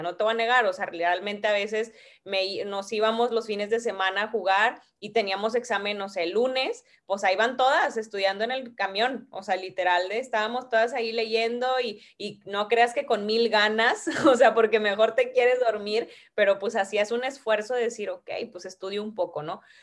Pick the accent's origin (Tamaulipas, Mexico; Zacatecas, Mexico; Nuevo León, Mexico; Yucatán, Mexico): Tamaulipas, Mexico; Ciudad Victoria; empecé a ir a jugar en Ciudad Victoria, porque yo soy de allá, de Tamaulipas